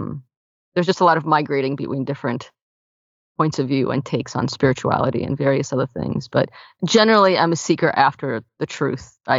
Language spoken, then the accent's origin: English; New York City, New York, United States; also born or lived in Soviet Union; I came from the Soviet Union. I grew up in Brooklyn, New York